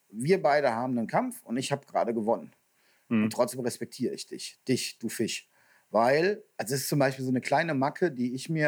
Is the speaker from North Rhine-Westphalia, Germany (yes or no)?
yes; North Rhine-Westphalia, Germany; Also jetzt komme ich ja aus dem Kölner Raum und wir haben einige Big Fish Gewässer gehabt